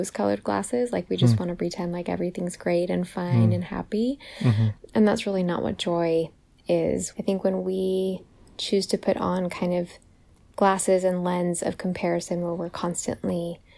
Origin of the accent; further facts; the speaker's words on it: California, United States; moved away as an adult; also born or lived in Virginia; when I got to college, I moved all the way from the West Coast in California all the way to the East Coast to Virginia